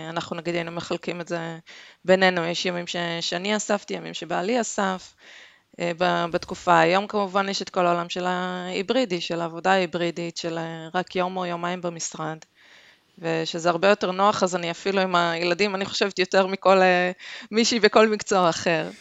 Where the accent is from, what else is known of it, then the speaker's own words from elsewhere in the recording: Haifa, Haifa District, Israel; also born or lived in Denmark; אני חיפאית